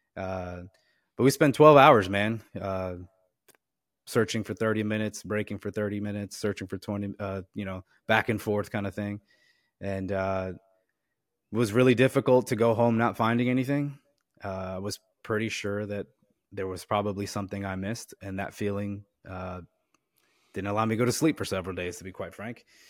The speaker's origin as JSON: {"language": "English", "town": "Wharton", "region": "New Jersey", "country": "United States", "said": "I'm originally from New Jersey, uh, a small little town called Wharton, New Jersey"}